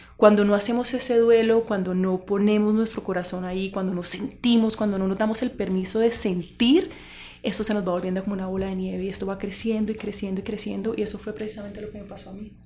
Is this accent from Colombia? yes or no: yes; Cali, Valle del Cauca, Colombia; yo soy de Cali, yo vengo de eh, una familia unida